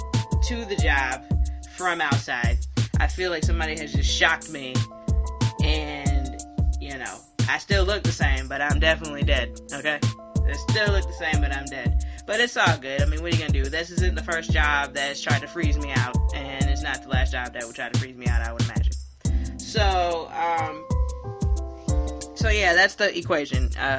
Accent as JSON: {"language": "English", "town": "Hilton Head", "region": "South Carolina", "country": "United States", "tie": "born or raised there", "said": "Born and raised in South Carolina"}